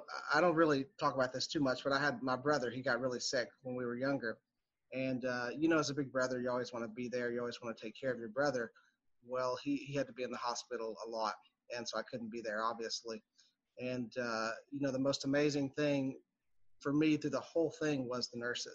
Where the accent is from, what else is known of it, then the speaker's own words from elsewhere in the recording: Pikeville, Kentucky, United States; moved away as an adult; also born or lived in Richmond, Kentucky; now in Lexington, United States; I'm from Eastern Kentucky, Pikeville to be exact. It's just kind of I guess it's probably a large town in Eastern Kentucky, but a small town as things go. And grew up there